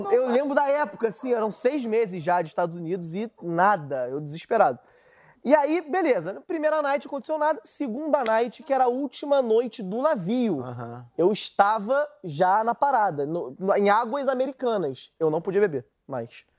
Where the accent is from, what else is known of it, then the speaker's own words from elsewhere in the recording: Brazil; accent: Brazilian; O sotaque brasileiro